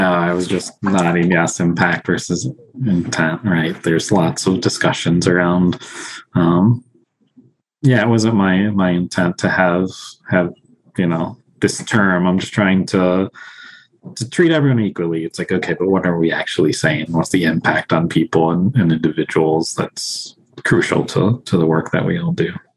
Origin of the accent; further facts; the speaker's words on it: Sterling, Illinois, United States; also born or lived in Mexico City, Mexico; I was born and raised in Sterling, Illinois, um, but I grew up in Mexico City.